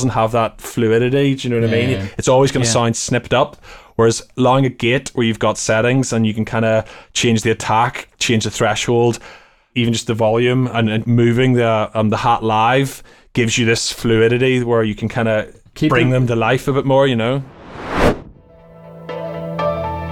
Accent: Ireland; Gregorian monks playing in my house all the time growing up in Ireland

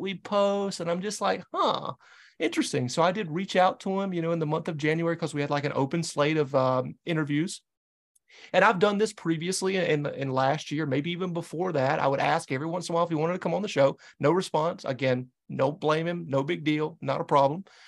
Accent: the Carolinas, United States; now in New England, United States; I'm a New England guy, but I'm born and raised in the Carolinas

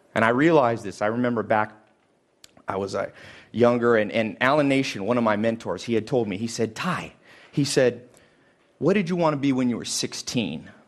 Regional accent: Los Angeles, California, United States; I'm from Hollywood specifically

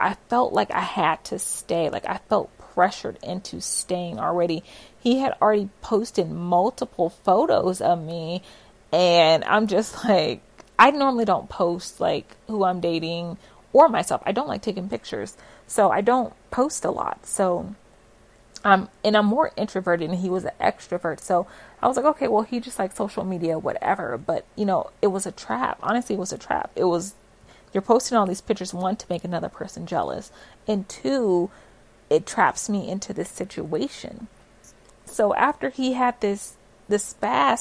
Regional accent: West Coast, United States; moved away as an adult; now in Florida, United States; we're both from the West Coast

